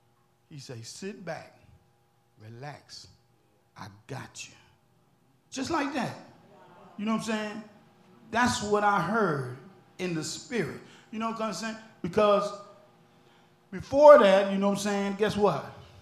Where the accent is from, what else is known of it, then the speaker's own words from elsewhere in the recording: Alexandria, Louisiana, United States; That's why I'm here. I come way from Alexandria, Louisiana.